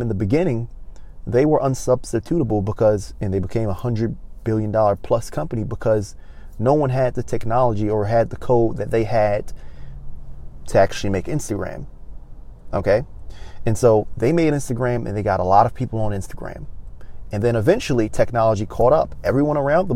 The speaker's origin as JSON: {"language": "English", "town": "Baltimore", "region": "Maryland", "country": "United States", "tie": "born or raised there", "moved": "as an adult", "lives_now": "Los Angeles, United States", "said": "I wasn't born here. I was born in Baltimore, Maryland, but I traveled here in November of 2019"}